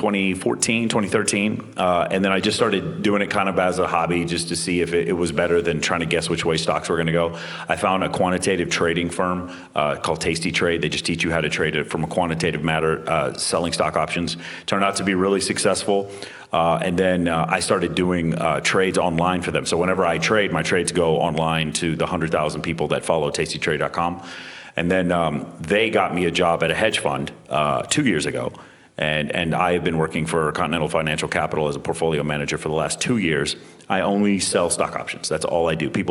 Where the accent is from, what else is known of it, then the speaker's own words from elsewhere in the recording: Dallas, Texas, United States; growing up in Dallas